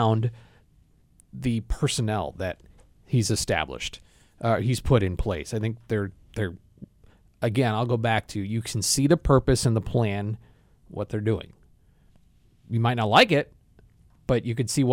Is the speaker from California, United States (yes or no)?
no; Naperville, Illinois, United States; also born or lived in Downers Grove, Illinois; I say I'm from Naperville, and I am.